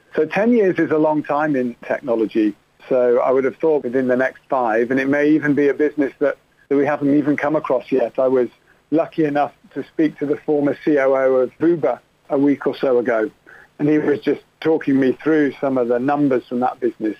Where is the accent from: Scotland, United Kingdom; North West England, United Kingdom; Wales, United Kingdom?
North West England, United Kingdom; Manchester; moved away as an adult; also born or lived in Oxford; now in London, United Kingdom; I grew up in Manchester, went to Oxford University, and then I guess a little bit like Dick Whittington, moved to London to make my fortune